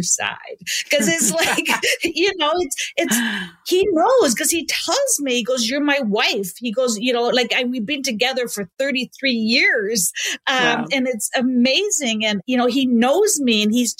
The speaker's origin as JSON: {"language": "English", "country": "Canada", "said": "I love that I'm Canadian. I want to stay in Canada"}